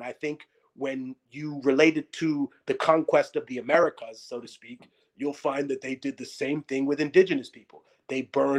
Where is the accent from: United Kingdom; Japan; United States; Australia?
United States; New York City, New York; also born or lived in Lima, Peru; growing up in Harlem, every month was Black History Month.